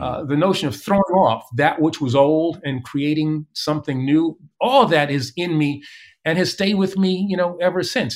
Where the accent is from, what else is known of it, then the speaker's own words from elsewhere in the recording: New York City, New York, United States; growing up in East Elmhurst